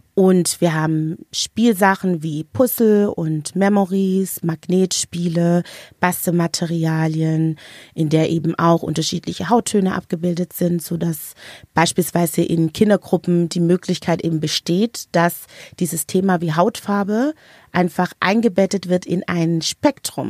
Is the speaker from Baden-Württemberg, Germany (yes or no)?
yes; Stuttgart, Baden-Württemberg, Germany; moved away as an adult; now in Berlin, Germany; Ich bin ursprünglich aus Stuttgart, bin dann wie so viele Schwaben und Schwäbinnen in Berlin hängen geblieben